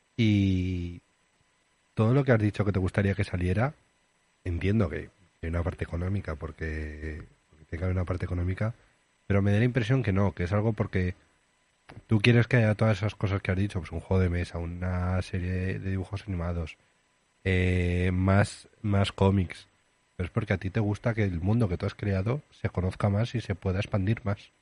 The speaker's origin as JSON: {"language": "Spanish", "region": "Aragon", "country": "Spain", "said": "¿Te vendrías a mi pueblo? Que es un pueblo chico. Bueno, ya conoces mi pueblo. ¿Te vendrías a Campi de Aragón?"}